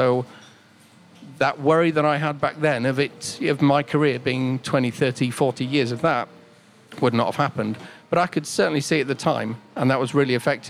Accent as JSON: {"language": "English", "country": "Cyprus", "tie": "born or raised there", "said": "So I grew up in Cyprus. So my dad was in the Royal Air Force, and I used to listen to BBC World Radio."}